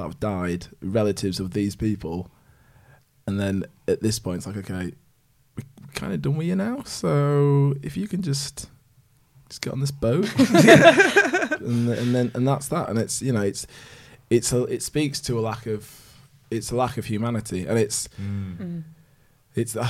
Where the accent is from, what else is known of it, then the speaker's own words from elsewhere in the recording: Yorkshire and the Humber, United Kingdom; I was born here, my mum's from Malawi